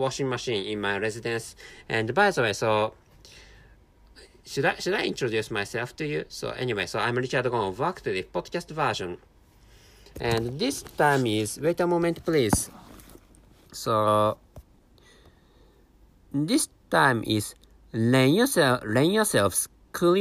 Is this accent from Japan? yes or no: yes; Japan; first language Japanese; English is a second language; I'm a Japanese person, and my mother tongue is Japanese